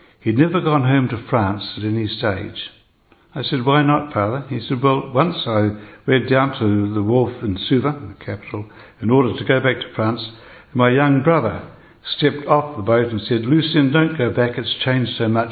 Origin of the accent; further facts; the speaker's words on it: New Zealand; I am a New Zealander, as were my parents before me and one pair of grandparents